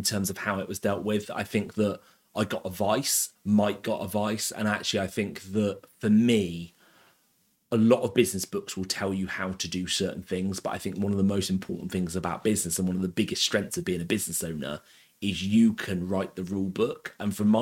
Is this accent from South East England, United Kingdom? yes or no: yes; Abingdon, South East England, United Kingdom; I was brought up in Abingdon. I went to school in Abingdon.